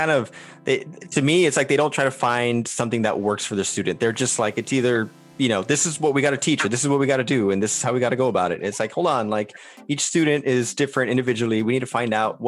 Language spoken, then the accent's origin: English; Texas, United States; I grew up in a border town here in Texas